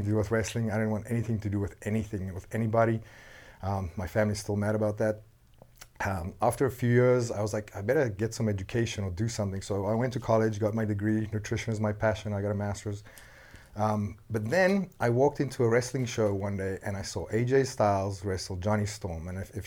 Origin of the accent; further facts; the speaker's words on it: South Africa; English is a second language; moved away as an adult; also born or lived in London, England / Edinburgh / Johannesburg / Cape Town; now in Los Angeles, United States; born and raised in South Africa.